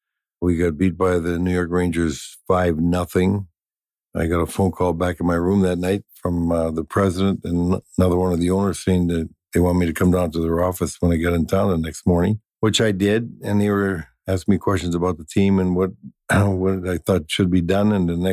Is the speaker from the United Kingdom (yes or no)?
no; Sault Ste. Marie, Ontario, Canada; moved away as an adult; I came down to Minnesota from Sault Ste. Marie, Ontario in 1959 to play for the University of Minnesota Gophers.